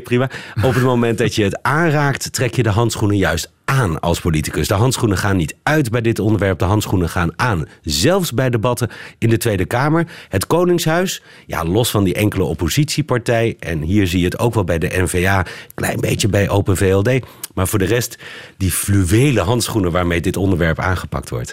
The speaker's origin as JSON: {"language": "Dutch", "country": "Netherlands", "said": "wij Nederlanders"}